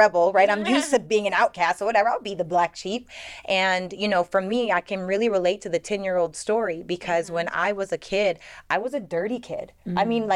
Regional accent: Canada; growing up in Canada, being the only black girl in every grade

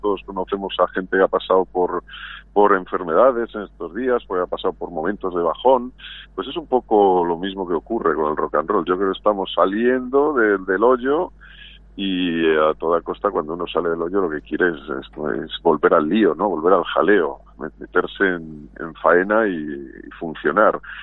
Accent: Valladolid, Castile and León, Spain; now in Madrid, Spain; volver a Valladolid, que es mi ciudad

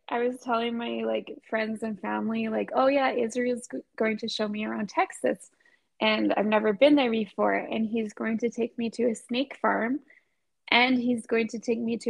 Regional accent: Vancouver, British Columbia, Canada; I'm not from Ontario. I'm from Vancouver.

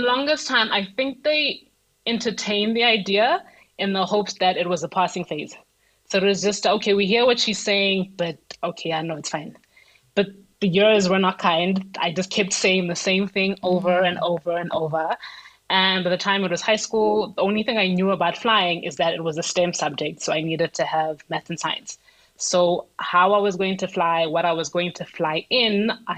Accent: Soweto, Gauteng, South Africa; I'm 30 years old and I'm from Soweto.

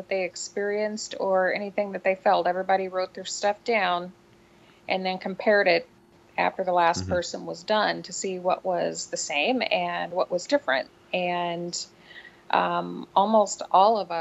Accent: Kampsville, Illinois, United States; Campsville, Illinois, which is my hometown, in Calhoun County.

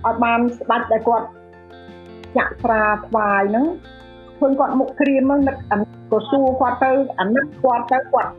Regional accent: Cambodia; now in United States

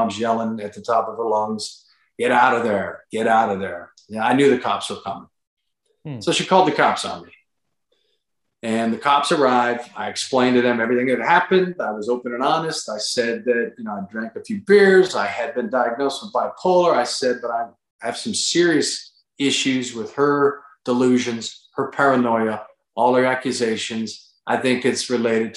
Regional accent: Pittsburgh, Pennsylvania, United States; now in North Carolina, United States; I'm born and raised in the Pittsburgh area, but we're down in North Carolina

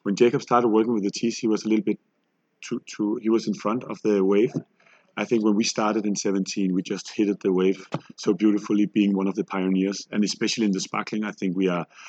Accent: Copenhagen, Capital Region of Denmark, Denmark; we're from Copenhagen. We do sparkling tea

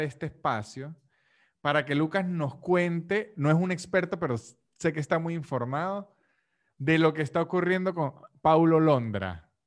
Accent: Venezuelan Andes, Venezuela; De donde soy yo, que es los Andes venezolanos, y esa parte de Colombia que está pegada a Venezuela, hablamos de usted

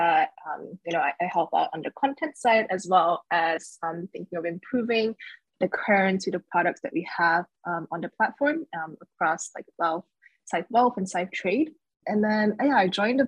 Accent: Singapore; moved away as an adult; also born or lived in Shanghai, China / New York City, United States; So I was born in Shanghai, but I did most of my formal schooling up until junior college in Singapore

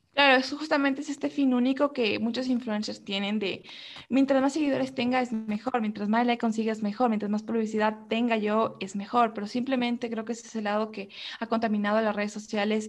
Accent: Ecuador; podemos sentirnos identificados como ecuatorianos

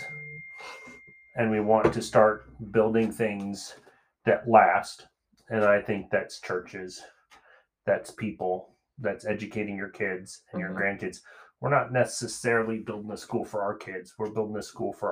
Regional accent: United States; us as American Christians

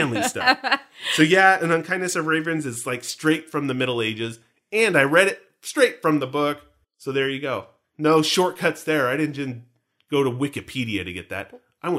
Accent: Canada; I'm from Canada. Notice, by the way, I say I.

